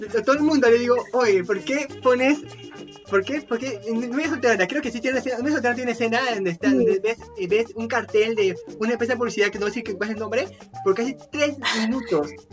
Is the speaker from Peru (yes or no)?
yes; Peru; soy peruano y realmente me gusta apoyar el arte que se fabrica acá en Perú